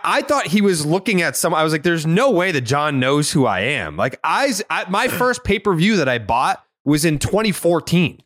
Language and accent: English; Saugus, Massachusetts, United States; I'm from Saugus, and I can see Boston from my parents' house